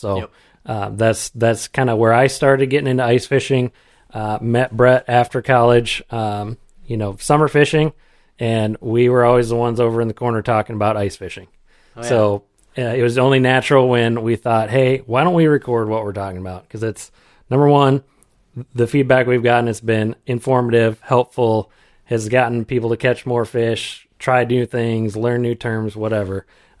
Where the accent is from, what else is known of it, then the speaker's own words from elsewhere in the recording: Iowa, United States; So I grew up over on the Mississippi, over in eastern Iowa.